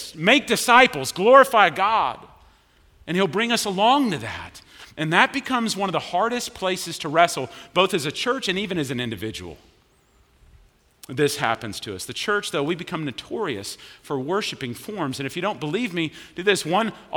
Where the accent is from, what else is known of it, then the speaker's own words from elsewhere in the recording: Richardson, Texas, United States; moved away as an adult; I grew up in Richardson